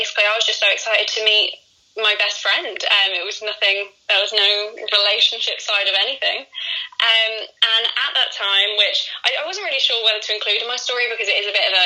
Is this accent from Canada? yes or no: no; West Midlands, United Kingdom; I'm from the West Midlands in the UK.